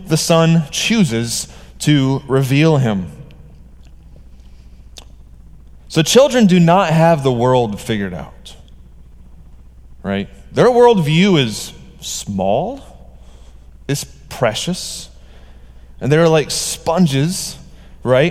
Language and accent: English; Georgia, United States; I'm from Georgia